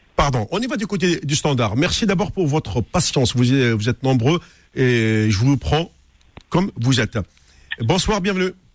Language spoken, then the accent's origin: French; Algeria; je suis algérien